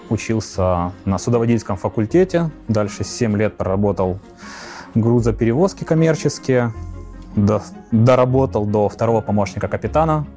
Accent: Ukraine; я из Украины

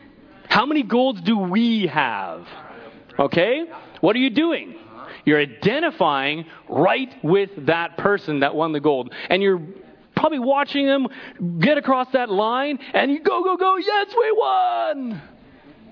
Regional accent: Canada; I'm Canadian

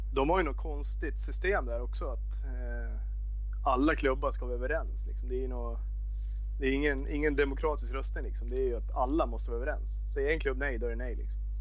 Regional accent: Västerås, Västmanland, Sweden; also born or lived in Austria; när vi växte upp och spelade i VIK

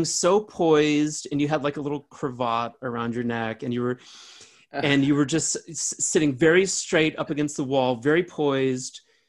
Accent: Pontiac, Michigan, United States; born or raised there

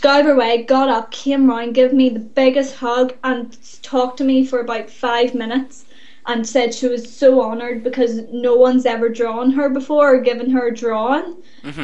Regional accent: Northern Ireland, United Kingdom; we are from Northern Ireland

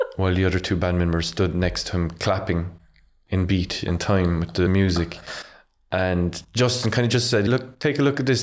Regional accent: Ardfield, Munster, Ireland; I'm from Ardfield, so pretty much every morning I'd open my curtains and I'd see the, the Galli Lighthouse

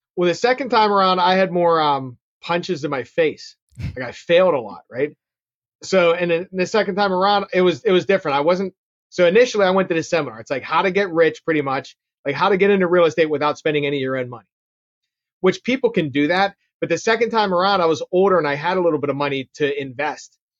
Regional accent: Pittsburgh, Pennsylvania, United States; I'm born and raised in Pittsburgh, which my accent can probably tell you

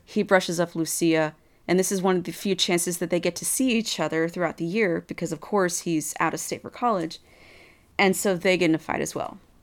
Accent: Texas, United States; I'm from Texas

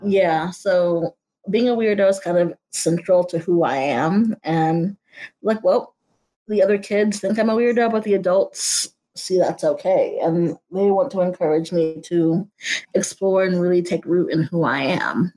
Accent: Houston, Texas, United States; moved away as an adult; also born or lived in Germany; now in Kansas City, United States; I'm still Texan

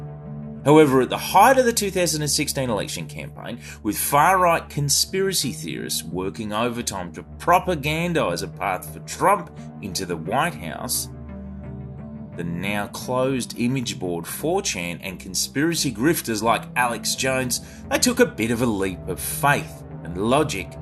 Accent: Australia; as one of a relatively small pool of Australian content creators

